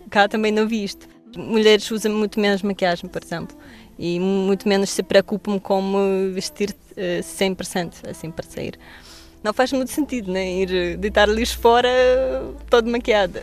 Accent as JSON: {"language": "Portuguese", "town": "Petrozavodsk", "region": "Republic of Karelia", "country": "Russia", "second_language": "Portuguese", "moved": "as an adult", "lives_now": "Lisbon, Portugal", "said": "vim da Rússia há dois anos, eh, moro cá agora em Lisboa. Vim de uma cidade pequenina que se chama Petrozavodsk"}